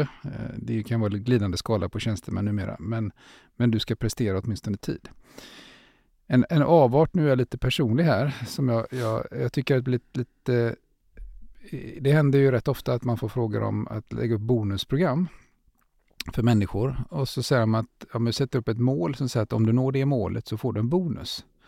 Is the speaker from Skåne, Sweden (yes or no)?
no; Gothenburg, Västra Götaland, Sweden; vi är från Göteborg, eh, jag är det i alla fall